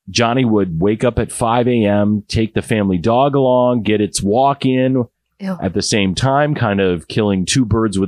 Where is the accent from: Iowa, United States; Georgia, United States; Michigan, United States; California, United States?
Iowa, United States; my home state of Iowa